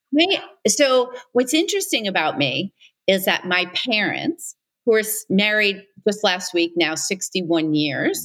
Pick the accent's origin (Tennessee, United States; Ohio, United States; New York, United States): New York, United States; New York City; I grew up on Staten Island.